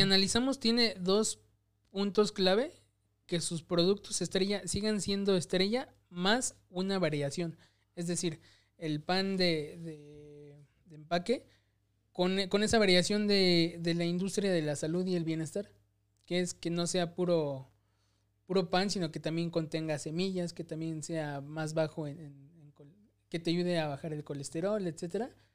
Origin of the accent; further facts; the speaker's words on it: Mexico; tú y yo somos bien, bien mexicanos